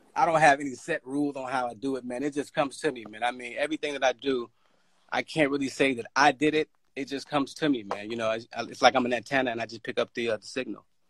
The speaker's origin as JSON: {"language": "English", "town": "Chicago", "region": "Illinois", "country": "United States", "tie": "born or raised there", "said": "growing up in Chicago"}